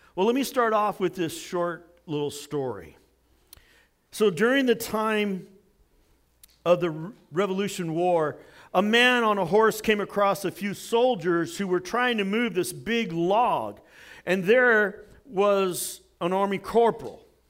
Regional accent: United States; I'm an American

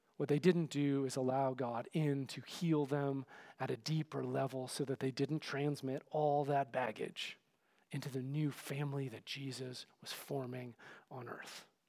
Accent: Oakland, California, United States; growing up in the Berkeley, Oakland area

